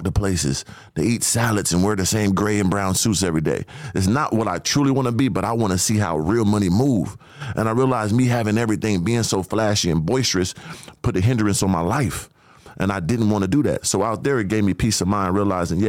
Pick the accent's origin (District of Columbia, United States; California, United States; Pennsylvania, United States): California, United States; San Diego; I come from Southeast San Diego, bro, the bottom of the bottom.